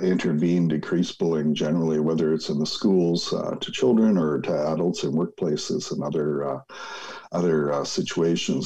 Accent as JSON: {"language": "English", "town": "Winnipeg", "region": "Manitoba", "country": "Canada", "tie": "born or raised there", "said": "Growing up in Winnipeg"}